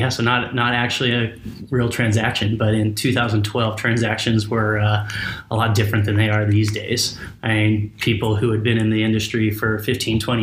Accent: Bliss, Idaho, United States; I'm born and raised in Idaho, really small town of 300 people in an amazing town called Bliss.

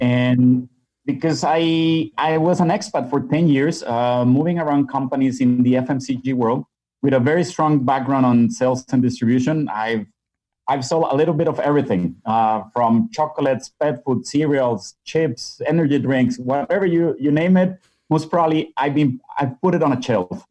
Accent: Monterrey, Nuevo León, Mexico; moved away as an adult; also born or lived in Budapest, Hungary / Qatar / Dubai / Kuwait; I'm originally from Mexico, mm. born and raised in, in Monterrey.

